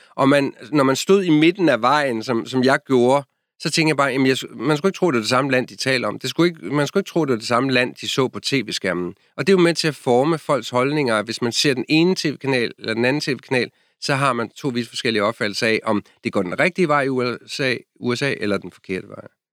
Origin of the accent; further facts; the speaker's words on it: Denmark; moved away as an adult; now in Washington, D.C., United States; jeg er fra Danmark